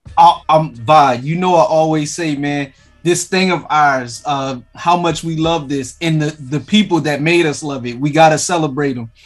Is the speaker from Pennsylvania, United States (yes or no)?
yes; Philadelphia, Pennsylvania, United States; I'm I'm from Philly